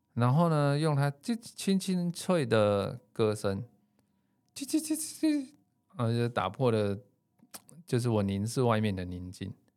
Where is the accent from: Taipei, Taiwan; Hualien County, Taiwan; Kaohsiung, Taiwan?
Taipei, Taiwan; 我自己是一个台北小孩，然后在都市长大生活，工作多年的上班族